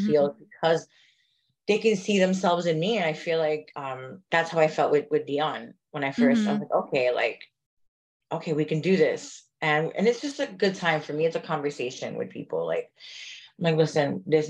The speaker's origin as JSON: {"language": "English", "town": "New York City", "region": "New York", "country": "United States", "tie": "born or raised there", "moved": "as an adult", "lives_now": "New Jersey, United States", "said": "I grew up in the Bronx."}